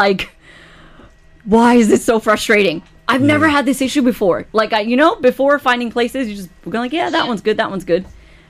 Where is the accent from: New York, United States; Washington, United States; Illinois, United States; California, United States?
New York, United States; I am from New York.